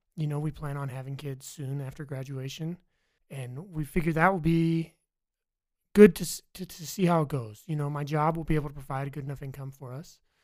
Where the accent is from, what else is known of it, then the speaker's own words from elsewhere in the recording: Virginia, United States; now in Idaho, United States; I'm from Virginia